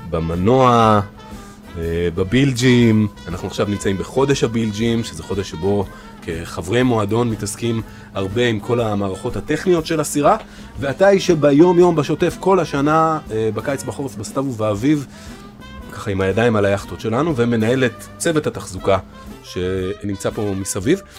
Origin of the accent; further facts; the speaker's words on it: Caracas, Capital District, Venezuela; Hebrew is a second language; now in Israel; אני נולדתי בקרקס ובוונצואלה.